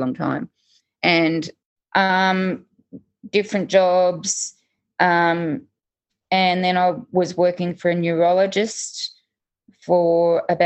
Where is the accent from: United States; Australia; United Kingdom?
Australia; Sydney, New South Wales; moved away; born and raised lower north shore of Sydney